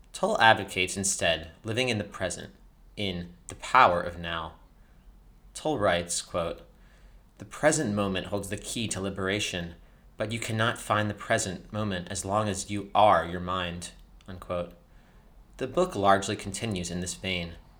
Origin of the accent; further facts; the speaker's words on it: United States; also born or lived in France; Growing up in America